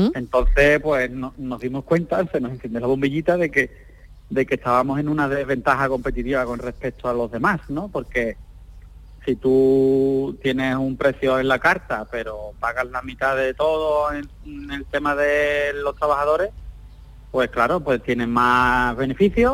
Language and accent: Spanish; Algeciras, Andalusia, Spain; nosotros somos natales de Algeciras